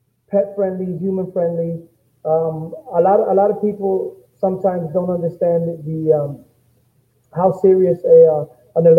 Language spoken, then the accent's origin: English; Chicago, Illinois, United States; I'm born and raised in Chicago, at Homo Park